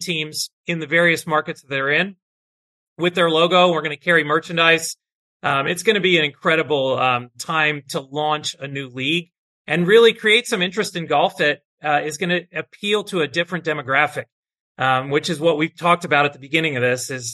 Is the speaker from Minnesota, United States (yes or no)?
no; Florida, United States; now in Atlanta, United States; I grew up in Florida